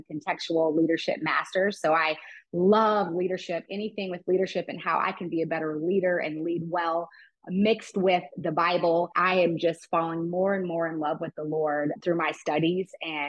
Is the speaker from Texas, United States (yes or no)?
yes; Texas, United States; moved away as an adult; also born or lived in Ohio; now in San Francisco, United States; I'm a Texas girl. So I was born and raised in Texas